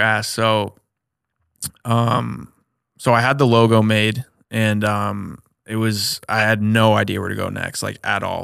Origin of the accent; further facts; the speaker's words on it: Omaha, Nebraska, United States; also born or lived in Ames, Iowa; back home, born and raised in Omaha, so I'm back home right now